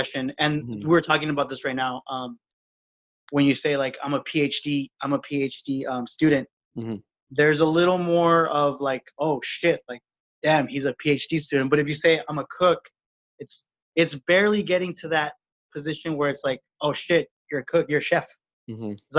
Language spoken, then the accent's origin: English; United States; I am from, you know, the border